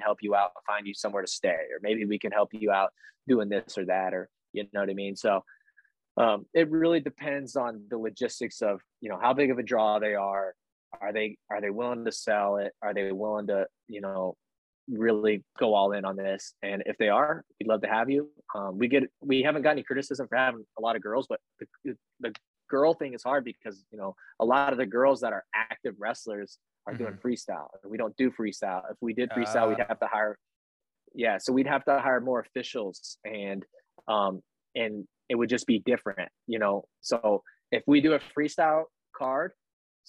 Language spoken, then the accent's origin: English; small lake town near Rathbun Lake, Iowa, United States; moved away as an adult; it's a lake town where I'm from. And so there, you know, Rathbun Lake's down there